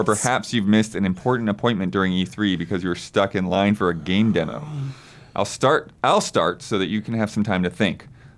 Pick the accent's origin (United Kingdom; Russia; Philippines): Philippines; now in United States; Well, I grew up overseas in the Philippines, and their electrical voltage is 220, not 110.